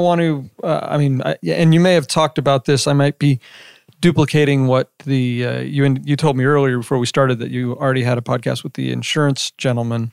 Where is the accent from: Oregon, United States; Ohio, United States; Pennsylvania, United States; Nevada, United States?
Nevada, United States; Las Vegas; I grew up in Las Vegas, uh, since I was about three years old